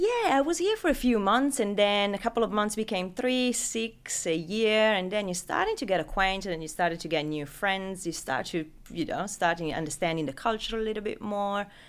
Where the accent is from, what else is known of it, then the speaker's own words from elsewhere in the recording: Italy; accent: Italian; English is a second language; moved away as an adult; now in Sydney, Australia; as you can pick up from name and accent, I'm not from Sydney originally. I'm, uh, I'm Italian.